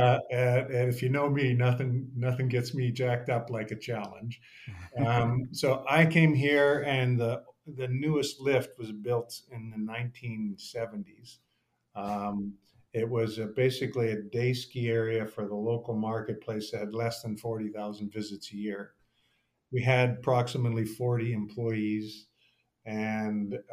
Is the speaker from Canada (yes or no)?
yes; Fort St. John, British Columbia, Canada; I grew up in small town northern Canada, a little town called Fort St. John up on the Alaska Highway